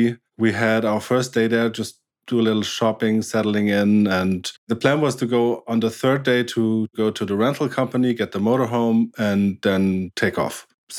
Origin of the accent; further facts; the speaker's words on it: Baden-Württemberg, Germany; English is a second language; I'm German, yes.